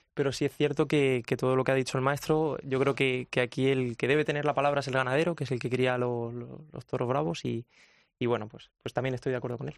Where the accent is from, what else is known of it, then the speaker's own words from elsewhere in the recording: Ayora, Valencian Community, Spain; also born or lived in Albacete; me he criado en, Ayora, en mi pueblo, desde bien pequeñito